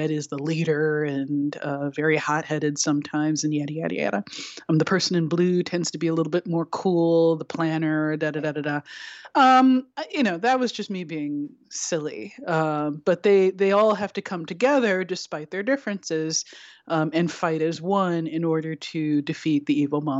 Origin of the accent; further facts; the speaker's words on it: New York City, New York, United States; also born or lived in Mobile, Alabama; I grew up in New York City and Mobile, Alabama.